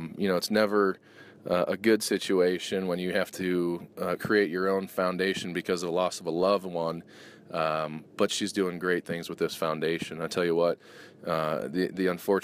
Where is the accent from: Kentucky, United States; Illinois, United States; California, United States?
Illinois, United States; Chicago; moved away; my hometown Chicago Bears